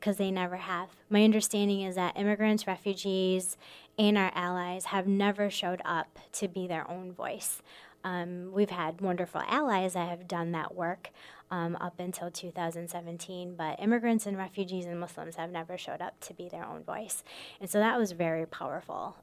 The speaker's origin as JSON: {"language": "English", "region": "Michigan", "country": "United States", "tie": "born or raised there", "also_born_or_lived": "Minnesota", "moved": "as an adult", "lives_now": "Sioux Falls, United States", "said": "I was born and raised in Michigan."}